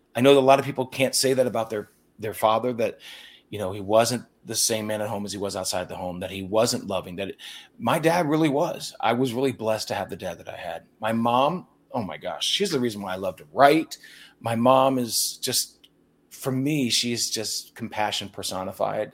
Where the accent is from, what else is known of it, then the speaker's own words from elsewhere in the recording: Lancaster County, Pennsylvania, United States; I grew up in Lancaster County, Pennsylvania